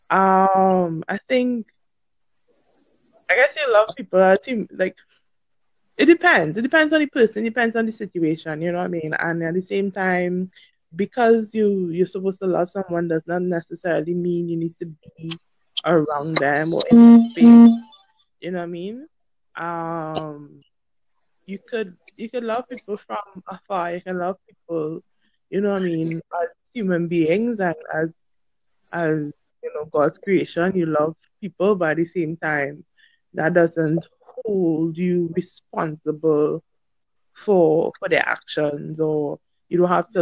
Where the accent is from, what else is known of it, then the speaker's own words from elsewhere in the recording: Trinidad & Tobago; I'm from Trinidad and Tobago.